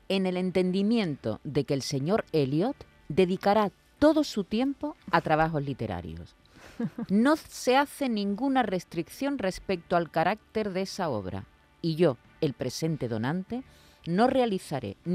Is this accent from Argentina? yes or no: no; Spain; o como yo soy español, para no meterte en el lío.